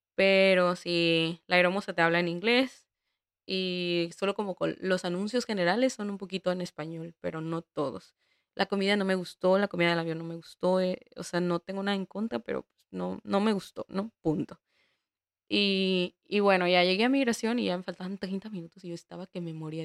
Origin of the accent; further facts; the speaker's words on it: Guadalajara, Jalisco, Mexico; moved away as an adult; now in Prague, Czech Republic; la ciudad de Guadalajara, que es de donde soy